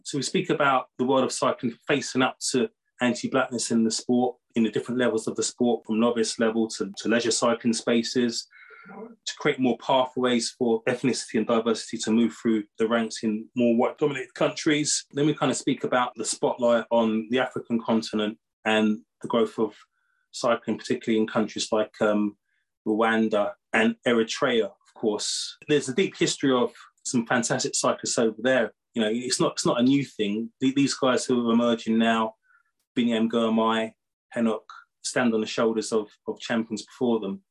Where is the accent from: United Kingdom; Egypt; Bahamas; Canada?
United Kingdom; I'm from Great Britain